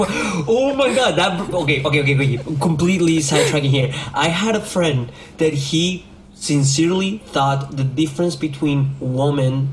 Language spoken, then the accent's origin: English; Argentina; moved away; a local soccer team from up in nowhere in Argentina, where it's my hometown.